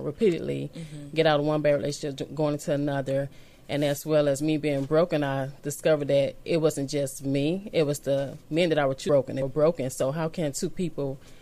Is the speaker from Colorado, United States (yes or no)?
no; Augusta, Georgia, United States; I'm from Augusta, Georgia.